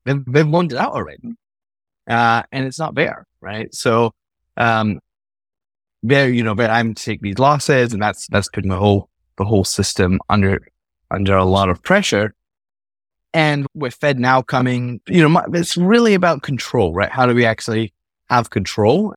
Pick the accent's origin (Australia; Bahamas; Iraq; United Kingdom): United Kingdom; Scotland; I was born in Scotland, grew up there